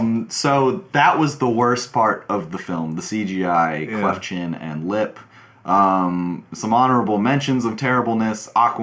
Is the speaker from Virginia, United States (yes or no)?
yes; Warrenton, Virginia, United States; I grew up in Warrenton, Virginia.